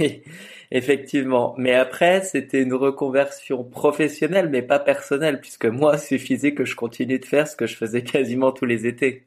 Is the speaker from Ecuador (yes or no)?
no; France; je suis français